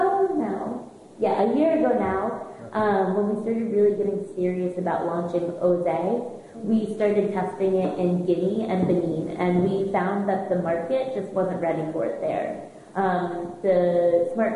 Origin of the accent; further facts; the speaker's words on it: United States; accent: American; moved away as an adult; I'm sure you can hear in my accent that I'm American